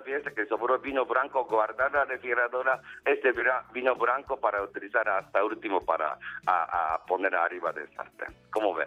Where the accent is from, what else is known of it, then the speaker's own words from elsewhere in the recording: Japan; Spanish is a second language; now in Mexico; Yo soy charro japonés